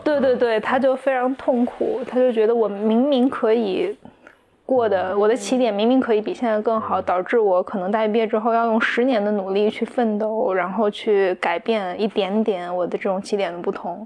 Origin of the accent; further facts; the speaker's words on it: Anhui, China; 我的家乡就在安徽的一个可能三线城市这样